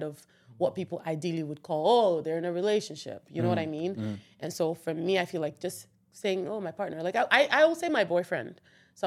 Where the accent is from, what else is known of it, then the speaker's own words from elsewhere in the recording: Nigeria; moved away as an adult; As a Nigerian person